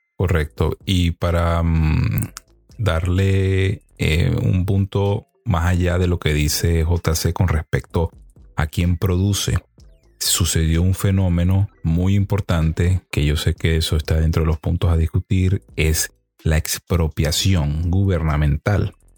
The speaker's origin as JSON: {"language": "Spanish", "country": "Venezuela", "said": "nosotros los venezolanos somos un país de gente trabajadora"}